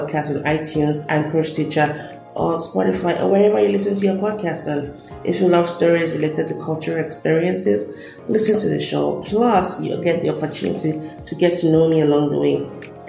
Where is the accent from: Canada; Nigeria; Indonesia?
Nigeria; now in United States; I describe myself as Nigerian-born, US-educated, Korean-speaking, and wandering intellectual. My unique perspective is derived from my experience growing up in Nigeria to now living in the US, learning Korean